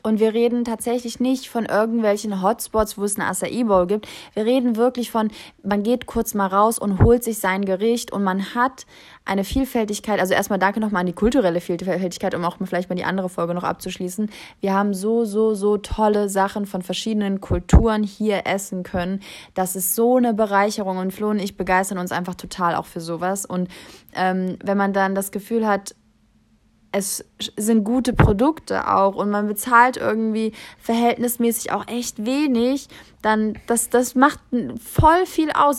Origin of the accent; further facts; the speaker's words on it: Kassel, Hesse, Germany; moved away as an adult; also born or lived in New York; now in Berlin, Germany; ich bin gebürtig aus Kassel, dort groß geworden und bis zur Schule, bis ich 18 war, habe ich auch dort gelebt.